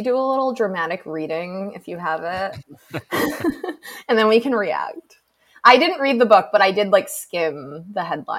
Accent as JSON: {"language": "English", "region": "New England", "country": "United States", "tie": "born or raised there", "moved": "as an adult", "lives_now": "Florida, United States", "said": "I'm from New England originally. So obviously like I grew up in the cold, but I've become such a little bitch about the cold after 2 years in the South because I moved to Florida almost 2 years ago."}